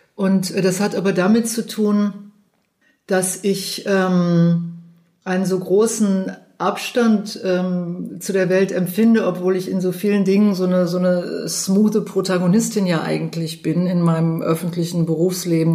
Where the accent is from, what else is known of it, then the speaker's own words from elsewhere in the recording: Cologne, North Rhine-Westphalia, Germany; Ich bin ja aus Köln